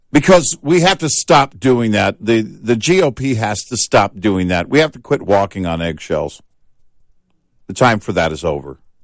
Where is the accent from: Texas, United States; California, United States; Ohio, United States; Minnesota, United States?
Texas, United States; I grew up in Texas